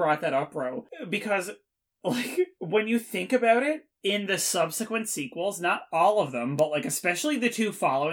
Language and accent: English; Canada; We are Canadian, so it's English and French